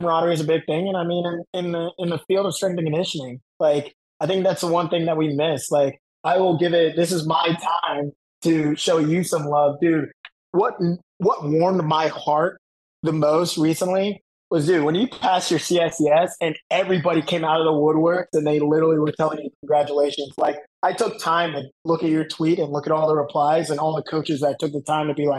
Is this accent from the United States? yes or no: yes; Florida, United States; I'm from Florida